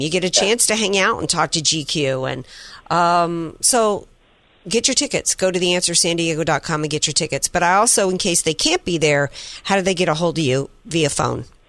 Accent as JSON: {"language": "English", "region": "Deep South", "country": "United States", "tie": "born or raised there", "said": "when I grew up in the deep south, nothing was open on a Sunday."}